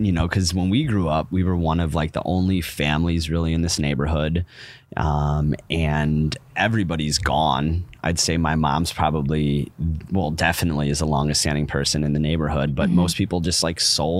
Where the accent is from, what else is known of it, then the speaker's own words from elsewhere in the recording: Chicago, Illinois, United States; My mom lives and has lived her whole life on Palmer. I have lived my whole life on Palmer besides my 4 years in college.